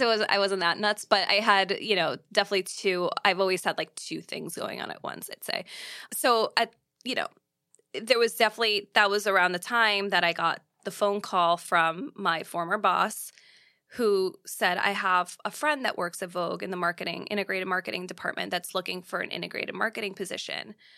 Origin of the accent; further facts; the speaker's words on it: New York, United States; as a New Yorker